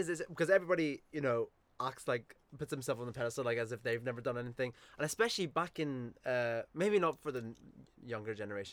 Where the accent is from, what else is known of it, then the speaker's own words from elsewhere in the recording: Belfast, Northern Ireland, United Kingdom; now in Bristol, United Kingdom; growing up in East Belfast